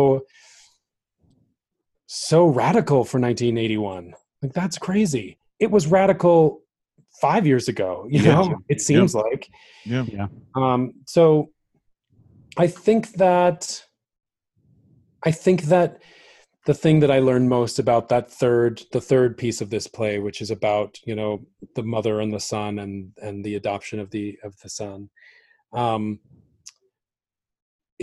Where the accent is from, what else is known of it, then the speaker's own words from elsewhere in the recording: Utah, United States; I'm from Utah. I grew up in Utah, and I grew up in like the most conservative part of Utah